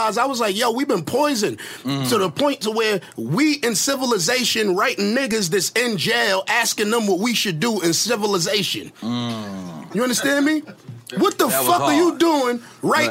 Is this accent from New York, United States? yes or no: yes; New York City, New York, United States; I'm from the East, like, my whole life.